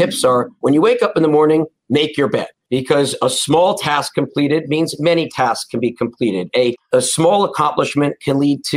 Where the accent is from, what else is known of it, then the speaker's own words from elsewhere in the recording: Short Hills, New Jersey, United States; I'm a Jersey boy, you know. I grew up in Essex County, you know, in Short Hills, went to public high school.